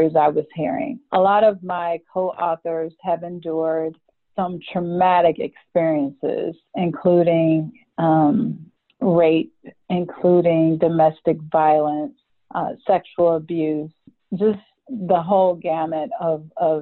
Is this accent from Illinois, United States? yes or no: no; Cleveland, Ohio, United States; moved away as an adult; now in Atlanta, United States; I was born and raised in Cleveland, Ohio, and just recently moved to Atlanta about 2 years ago